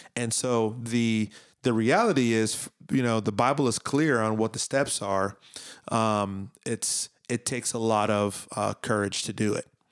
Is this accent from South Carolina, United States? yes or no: no; Miami, Florida, United States; I grew up in Miami